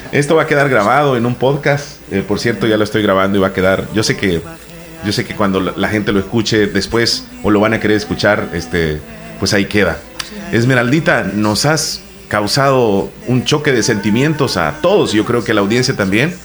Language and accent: Spanish; El Salvador; acá en nuestro país